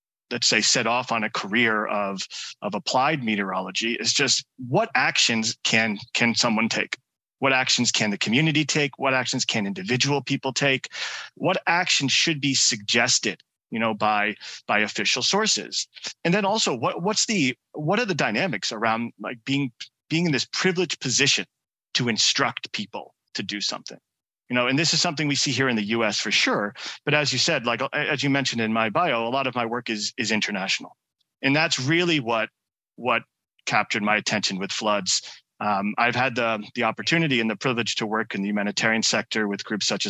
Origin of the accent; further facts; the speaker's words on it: New York area, United States; growing up in the New York area